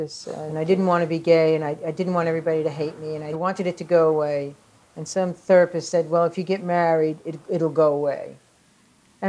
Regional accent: New York City, New York, United States; accent: New York; also born or lived in Staten Island, New York; Growing up in the Bronx and on the streets of the Bronx

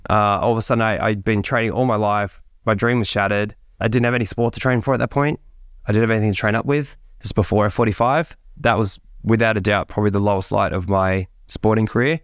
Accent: Sydney, New South Wales, Australia; I'm a kid that grew up in Sydney. I grew up in the Hills District of, of there

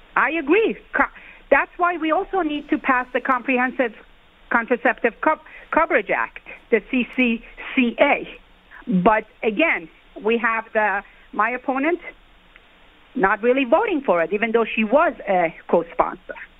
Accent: New York, United States; as a New Yorker

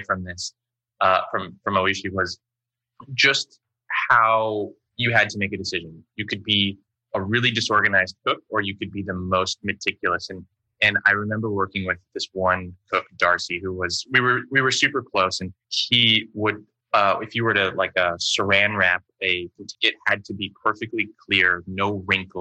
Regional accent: Windsor, Ontario, Canada; moved away; also born or lived in United States / San Francisco / New York; I grew up in Windsor and there was a really big sort of Chinese, Vietnamese, Japanese community there

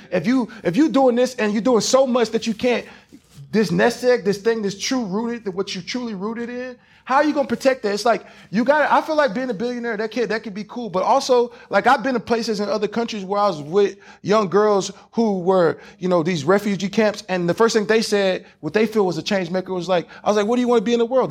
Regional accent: Louisiana, Houston, Texas, the South, United States; accent: Southern; I'm not from LA. I'm from Louisiana, Houston, Texas

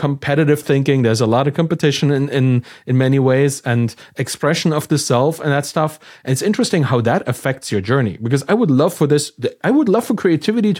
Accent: Germany; I'm from Germany

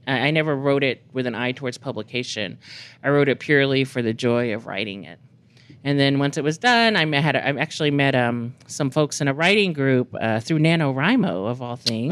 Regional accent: Texas, United States; now in New Mexico, United States; I grew up in Texas

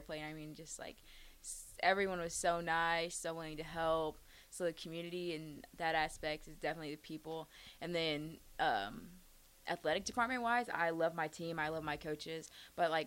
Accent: Fresno, California, United States; moved away as an adult; now in Nebraska, United States; I'm from Fresno, California

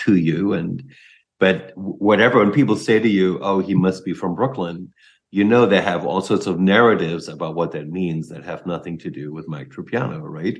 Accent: Germany; I'm German

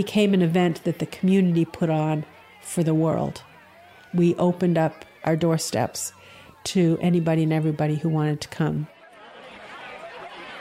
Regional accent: Keene, New Hampshire, United States; I'm from Keene, New Hampshire

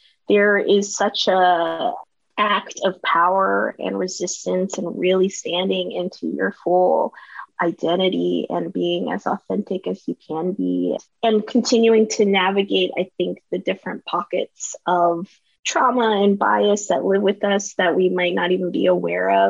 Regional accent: Katy, Texas, United States; now in New York City, United States; I was born and raised in a western suburb outside of Houston. That is Katy, Texas

